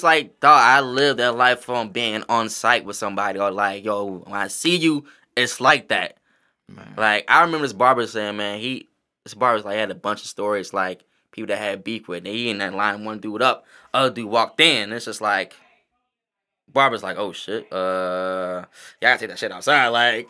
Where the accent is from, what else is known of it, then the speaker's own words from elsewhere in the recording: the South, United States; Like, nigga, I'm from the South.